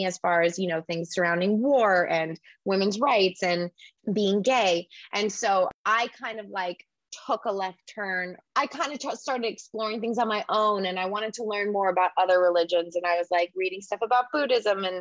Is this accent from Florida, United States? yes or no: yes; Orlando, Florida, United States; moved away as an adult; also born or lived in Los Angeles; growing up in Orlando